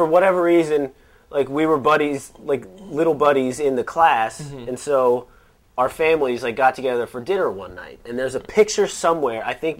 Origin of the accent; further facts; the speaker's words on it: San Antonio, Texas, United States; I grew up in San Antonio.